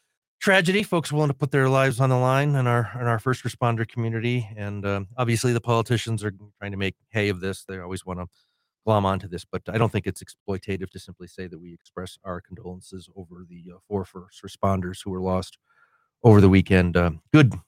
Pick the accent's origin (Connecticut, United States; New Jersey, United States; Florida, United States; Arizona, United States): Connecticut, United States; now in New Mexico, United States; my home state of Connecticut